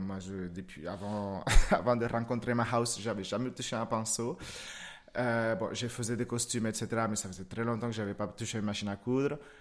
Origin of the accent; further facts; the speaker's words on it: Moca, Espaillat, Dominican Republic; also born or lived in Santiago, Dominican Republic; now in Lyon, France; je suis né à Santiago, donc en fait c'est une, c'est une petite province un petit peu en haut. j'ai grandi à Moca, c'est un tout petit village